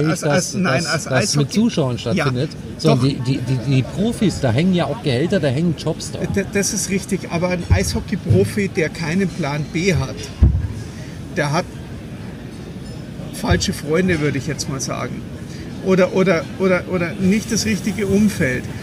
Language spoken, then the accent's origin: German; Munich, Bavaria, Germany; es ist doch vollkommen egal, ob ich jetzt als Münchner irgendwo 700 Kilometer in die Pampas fahre, nach Weißwasser oder direkt nach Berlin.